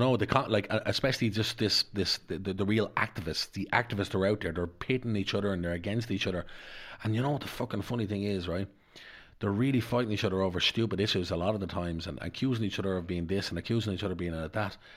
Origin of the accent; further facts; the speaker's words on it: Dublin, Leinster, Ireland; I was brought up in Darndale